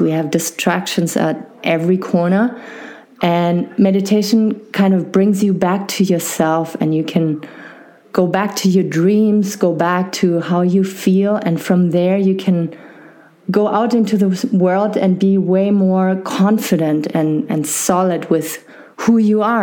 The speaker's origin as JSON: {"language": "English", "country": "Germany", "tie": "born or raised there", "accent": "maybe not harsh German", "said": "I was uh, born and raised in Germany"}